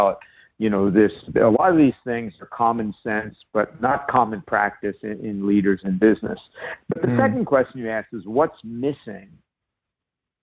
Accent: New York City, New York, United States; also born or lived in Nova Scotia / San Diego; now in Vancouver, Canada; I wound up growing up in New York City and spending summers in Nova Scotia.

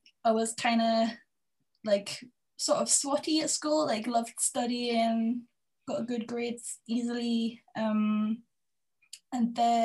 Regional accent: Berwick-upon-Tweed, North East England, United Kingdom; also born or lived in Edinburgh; I grew up in Berwick

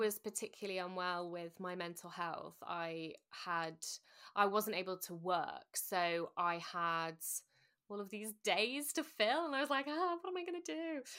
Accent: Sheffield, Yorkshire and the Humber, United Kingdom; also born or lived in London; I'm from Sheffield

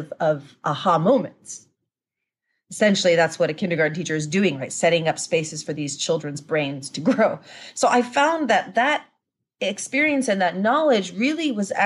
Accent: Japan; We grew up in Japan

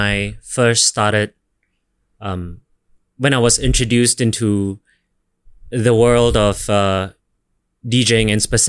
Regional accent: Singapore; moved away as an adult; also born or lived in Seoul; have been based in a couple of cities before coming back to my hometown in Singapore.

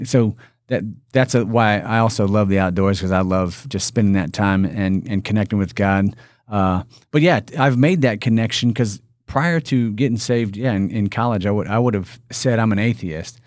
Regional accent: Indiana, United States; I'm from Indiana. I'm born and raised in Indiana

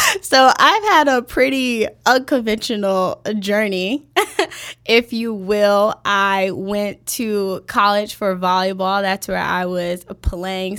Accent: Chicago, Illinois, United States; born and raised on the South Side.

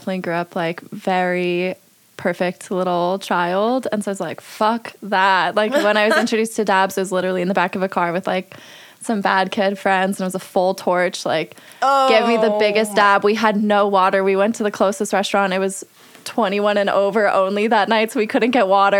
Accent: Denver, Colorado, United States; also born or lived in Fort Collins, Colorado; I'm from Fort Collins, Colorado, and I grew up in downtown Denver

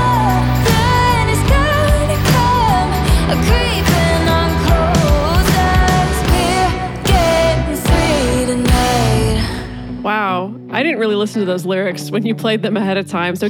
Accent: United States

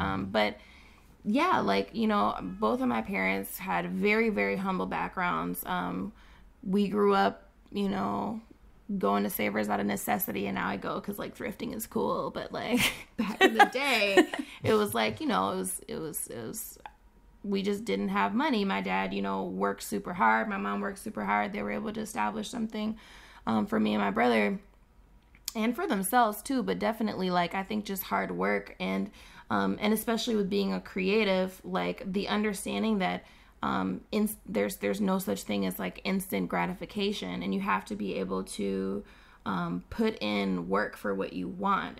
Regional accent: Saint Paul, Minnesota, United States; born and raised in Saint Paul, living now in Minneapolis

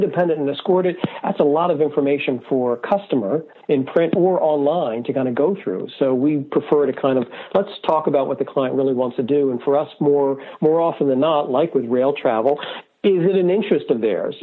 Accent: Wilmington, Delaware, United States; I grew up in Wilmington, Delaware

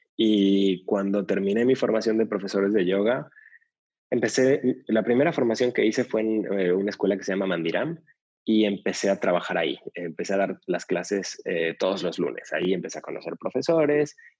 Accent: Mexico City, Mexico; yo nací en la Ciudad de México

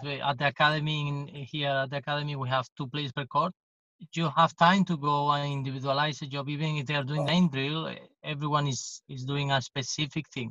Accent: Jerez de la Frontera, Andalusia, Spain; English is a second language; in Jerez, which is my hometown

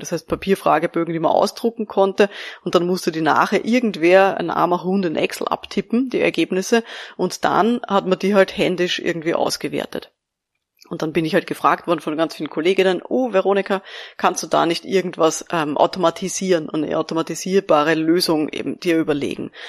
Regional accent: Austria; bei uns in Österreich

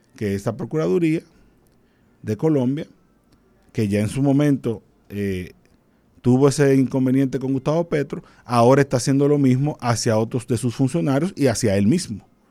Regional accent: Dominican Republic; como buen dominicano

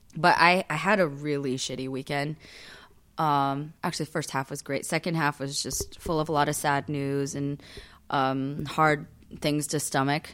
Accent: United States; I am Korean American

